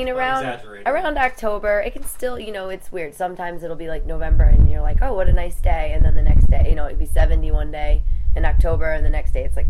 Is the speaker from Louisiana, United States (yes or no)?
no; Rock Island, Illinois, United States; now in Ojai, United States; I grew up in Rock Island, Illinois.